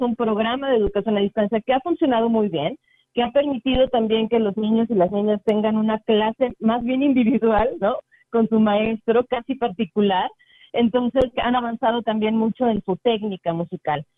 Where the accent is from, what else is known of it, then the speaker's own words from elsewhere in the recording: San Luis Potosí, Mexico; nuestros paisanos